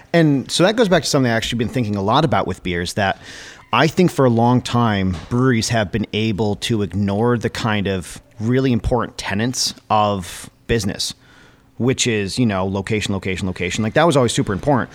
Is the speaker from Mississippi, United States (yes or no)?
no; Connecticut, United States; now in Littleton, New Hampshire, United States; growing up in Connecticut